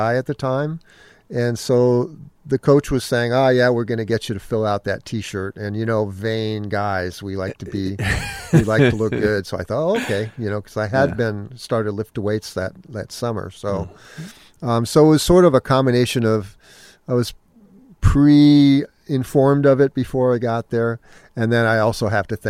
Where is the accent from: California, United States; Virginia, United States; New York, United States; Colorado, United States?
California, United States; Menlo Park; I grew up in Menlo Park. I got music lessons from Phil Lesh.